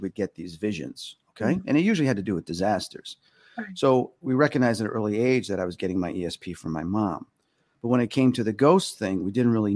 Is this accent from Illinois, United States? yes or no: yes; Hoffman Estates, Illinois, United States; also born or lived in Chicago, Illinois; growing up in Hoffman Estates in our house